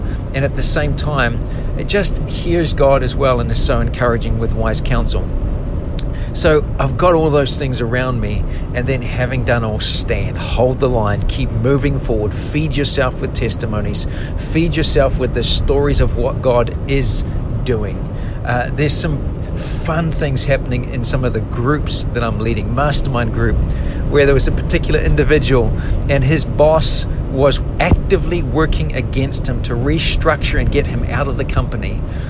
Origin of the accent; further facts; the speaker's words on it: New Zealand; now in United States; when we came from New Zealand to the USA, there were so many moments I was so anxious, I was so uncertain, I was so scared